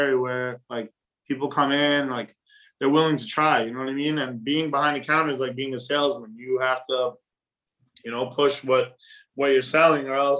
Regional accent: New York City, New York, United States; I grew up in Whitestone. You know what I mean? Flushing and Whitestone are like borderline. But yeah, I grew up in Whitestone.

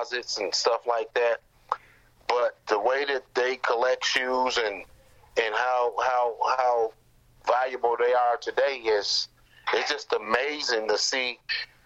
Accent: Chicago, Illinois, United States; I grew up under Isaiah Thomas in Chicago

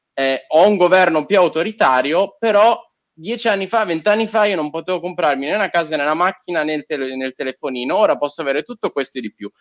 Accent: Turkey; now in Italy; sono nato in Turchia, ma ho vissuto tanti anni in Turchia

